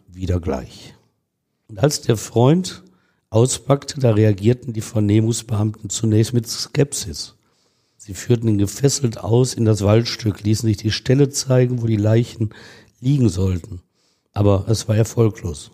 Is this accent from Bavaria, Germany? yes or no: no; Ruhr area, North Rhine-Westphalia, Germany; wir Ruhrgebietler